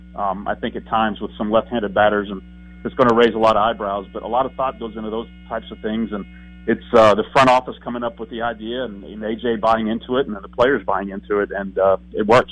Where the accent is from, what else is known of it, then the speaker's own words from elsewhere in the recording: Houston, Texas, United States; I, I grew up in Houston